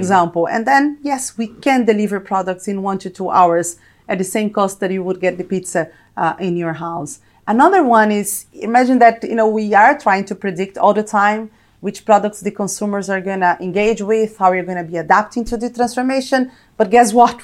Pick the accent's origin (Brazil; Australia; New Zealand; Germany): Brazil; moved away as an adult; also born or lived in United States; now in London, United Kingdom; I am, probably you can tell from my accent, Brazilian and Italian, born and raised in Brazil